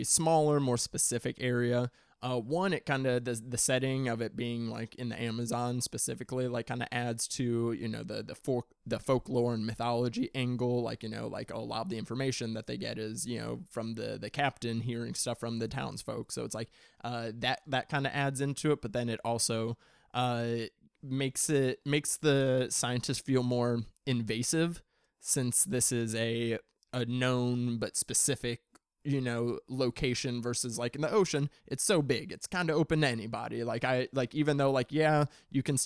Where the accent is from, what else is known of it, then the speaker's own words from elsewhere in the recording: Midwest, United States; growing up in the Midwest, like, you know, I swam in lakes and rivers